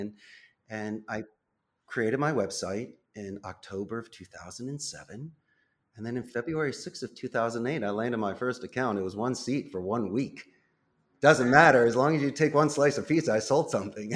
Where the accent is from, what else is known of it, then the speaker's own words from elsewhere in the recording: Philadelphia, Pennsylvania, United States; moved away as an adult; now in Costa Rica; I'm born and raised in Northeast Philadelphia as a proud graduate of Abington High School in ninety-one